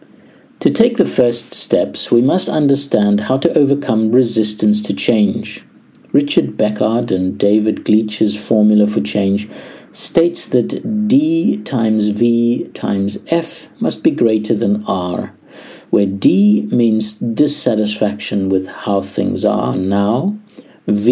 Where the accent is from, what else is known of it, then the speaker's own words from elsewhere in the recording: South Africa; as a South African